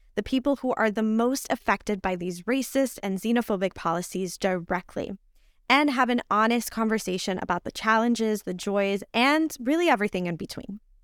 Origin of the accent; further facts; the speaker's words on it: Puerto Rico; English is a second language; also born or lived in New York; now in United States; although I was born in New York, I was raised in Borinquen, or better known by its colonial name of Puerto Rico.